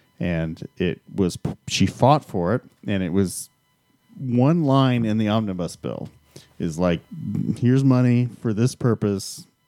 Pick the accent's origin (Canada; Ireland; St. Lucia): Canada; I'm the Canadian.